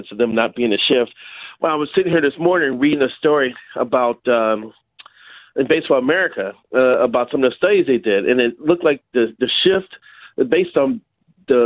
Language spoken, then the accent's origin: English; Chicago, Illinois, United States; moved away; I grew up in Chicago